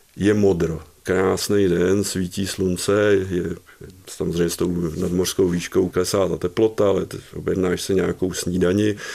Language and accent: Czech; České Budějovice, South Bohemian Region, Czechia; jsem se narodil tady v Českých Budějovicích